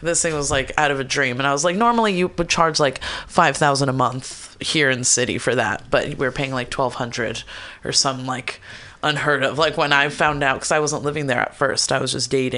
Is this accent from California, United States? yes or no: yes; Bay Area, California, United States; also born or lived in East Palo Alto; I grew up here in the Bay Area